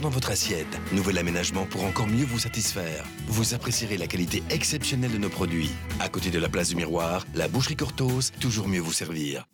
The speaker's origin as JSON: {"language": "French", "country": "Belgium", "said": "venus s'établir ici chez nous en Belgique"}